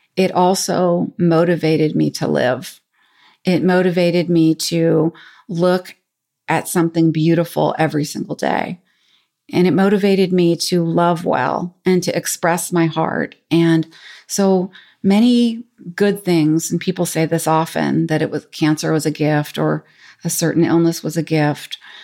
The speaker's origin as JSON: {"language": "English", "town": "San Francisco", "region": "California", "country": "United States", "tie": "born or raised there", "said": "I grew up in San Francisco"}